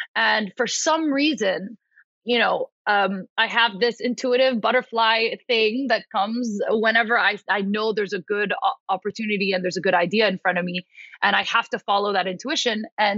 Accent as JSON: {"language": "English", "town": "Paris", "region": "Île-de-France", "country": "France", "tie": "born or raised there", "said": "I was born and raised in Paris. So essentially, as an Arab American, grew up in Paris, very third culture kid"}